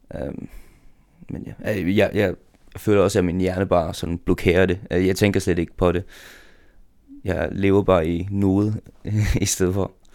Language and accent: Danish; Faroe Islands; jeg kan godt lide at være færing.